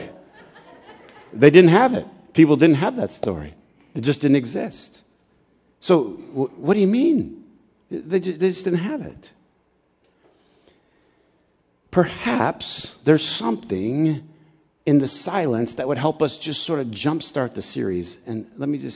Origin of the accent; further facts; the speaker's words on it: Flint, Michigan, United States; also born or lived in Cordele, Georgia; I grew up in Flint, but I was born in Georgia.